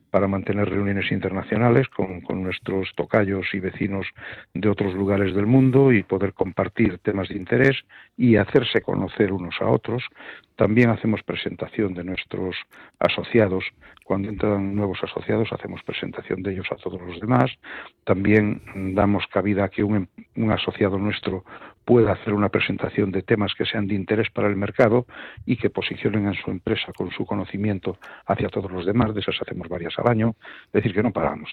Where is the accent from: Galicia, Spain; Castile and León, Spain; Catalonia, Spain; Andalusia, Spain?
Galicia, Spain; Ourense; now in Madrid, Spain; es de Orense, como yo